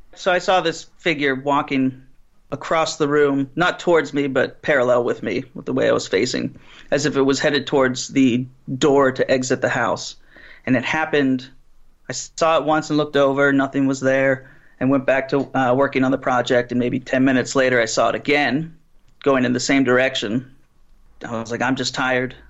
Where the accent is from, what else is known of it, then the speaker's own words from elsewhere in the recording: Pittsburgh, Pennsylvania, United States; I'm from Pittsburgh